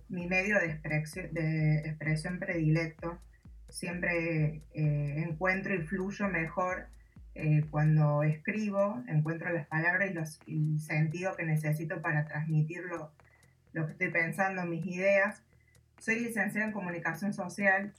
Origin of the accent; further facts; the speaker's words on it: Córdoba, Argentina; soy de Córdoba, Argentina